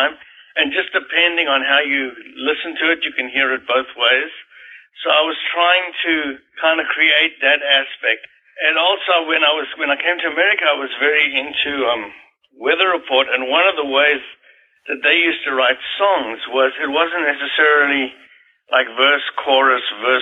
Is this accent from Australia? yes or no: no; South Africa; moved away; I was growing up in South Africa